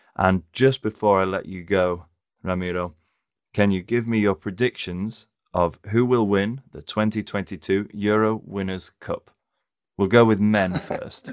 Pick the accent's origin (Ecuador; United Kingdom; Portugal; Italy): United Kingdom; England; as an Englishman